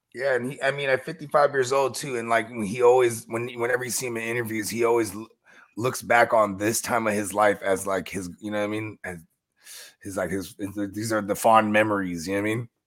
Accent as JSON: {"language": "English", "town": "San Jose", "region": "California", "country": "United States", "said": "I'm from San Jose"}